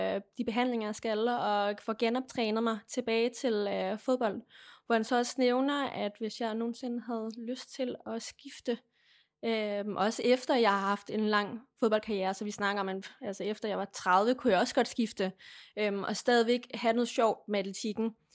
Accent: Lemvig, Central Denmark Region, Denmark; boede stadigvæk hjemme i Lemvi

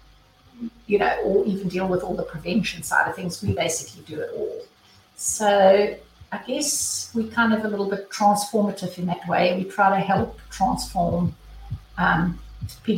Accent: South Africa; moved away as an adult; now in Tuscaloosa, United States; I am originally from South Africa

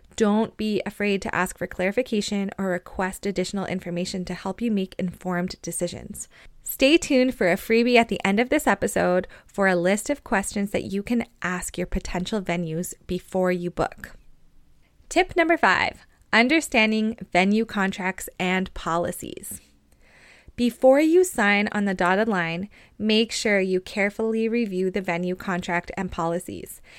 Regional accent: Canada; also born or lived in Lloydminster, Canada; I'm a Canadian wedding photographer based on the border of Alberta and Saskatchewan

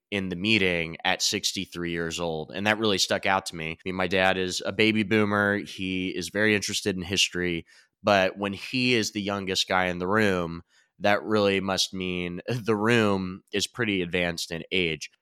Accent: Pendleton County, Kentucky, United States; I'm from Rural County for everyone out there, famously from Pendleton County

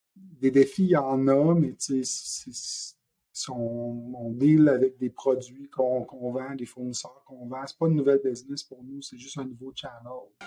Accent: Quebec City, Quebec, Canada; moved away as an adult; also born or lived in Montreal region; je suis originaire de la région de Québec

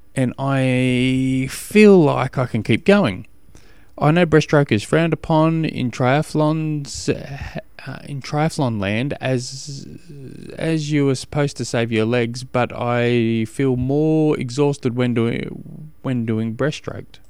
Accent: Australia; I'm an Australian

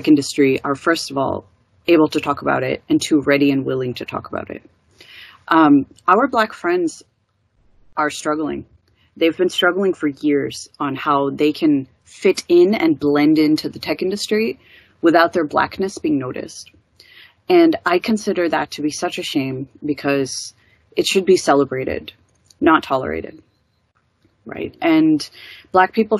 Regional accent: Detroit, Michigan, United States; I grew up in Detroit, Michigan in the U.S., which is predominantly Black

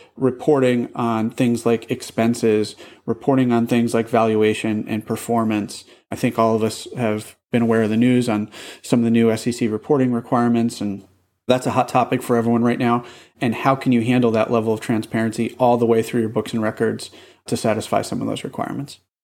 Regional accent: Boston, Massachusetts, United States; I'm from Boston

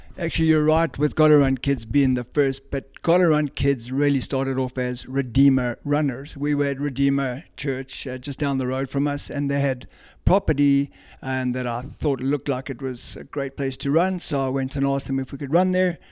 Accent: South Africa; moved away as an adult; now in Cumming, GA, United States; I grew up in South Africa

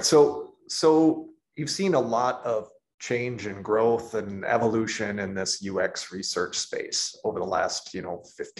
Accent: St. Paul, Minnesota, United States; I'm originally from St. Paul.

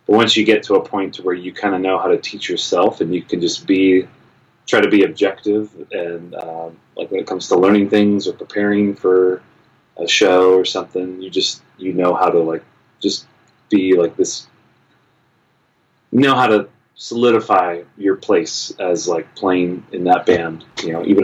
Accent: Palm Springs, California, United States; also born or lived in Los Angeles, California; I grew up in Palm Springs, California, which is about an hour and a half, about 100 miles east of Los Angeles

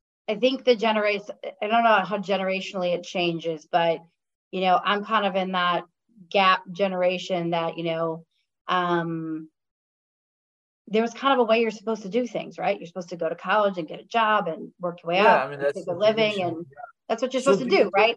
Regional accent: Chicago, Illinois, United States; moved away as an adult; now in California, United States; I grew up in Chicago. So actually in the suburbs of Chicago, and then moved in the city to go to college in Chicago when I was 17. So, born and bred there, moved out to California about 4 years ago.

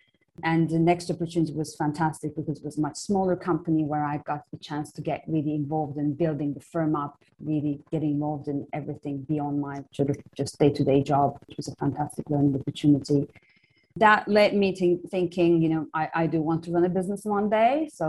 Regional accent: Istanbul, Turkey; Yeah, so very briefly, I grew up in Istanbul, Turkey.

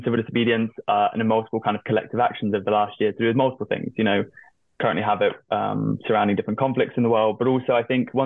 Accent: hometown of Extinction Rebellion, South West England, United Kingdom; it's actually from my hometown

